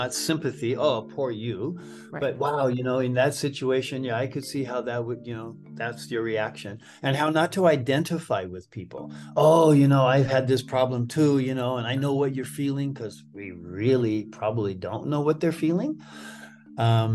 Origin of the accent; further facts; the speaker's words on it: Southern California, United States; white American male who grew up in Southern California in the 1950s and 60s